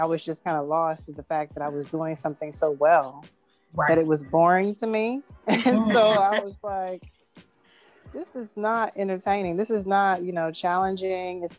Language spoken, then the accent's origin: English; Clinton, North Carolina, United States; I'm from Clinton, North Carolina, and my mom was a retired doctor